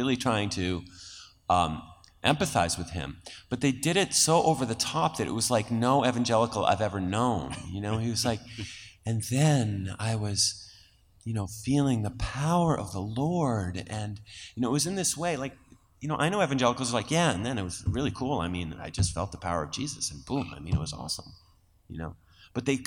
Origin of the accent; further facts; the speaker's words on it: Massachusetts, United States; I don't have a Boston accent, but I grew up in Massachusetts